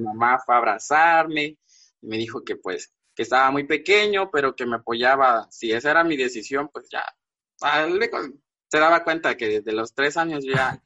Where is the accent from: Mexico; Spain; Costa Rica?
Mexico; Villaflores, Chiapas; now in Tuxtla Gutiérrez, Mexico; Yo soy de Villaflores, es una, es un pueblo, digamos que está a dos horas de la capital de aquí de Tuxtla. Ahorita radico aquí en Tuxtla, eh, pero soy originario de ese pueblo